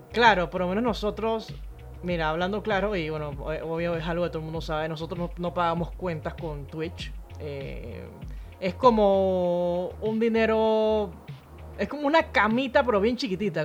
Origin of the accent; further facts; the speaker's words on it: Panama; Yo soy panameña